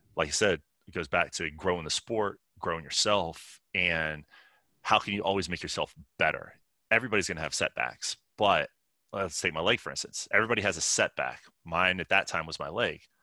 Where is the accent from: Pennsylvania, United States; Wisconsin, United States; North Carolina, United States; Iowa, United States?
Pennsylvania, United States; Pittsburgh; I grew up in Pittsburgh, or just northeast of Pittsburgh, Pennsylvania